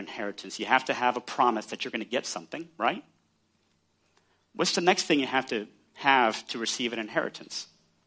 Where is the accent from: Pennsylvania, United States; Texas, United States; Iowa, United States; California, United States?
Texas, United States; I'm from Texas